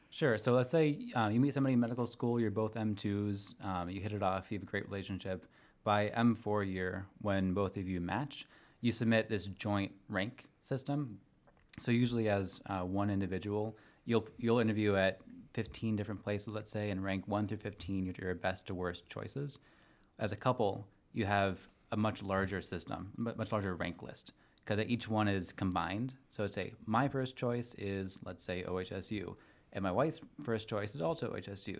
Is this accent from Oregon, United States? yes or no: yes; Portland, Oregon, United States; moved away as an adult; also born or lived in Omaha, Nebraska; I'm from Portland, Oregon, originally